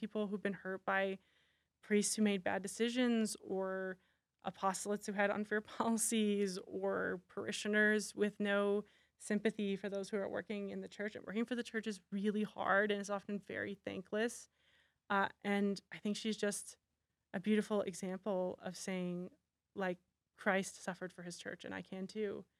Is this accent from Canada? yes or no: yes; Canada; I'm Canadian.